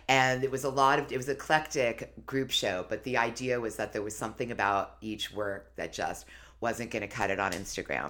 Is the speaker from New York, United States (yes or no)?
yes; New York City, New York, United States; I grew up in New York City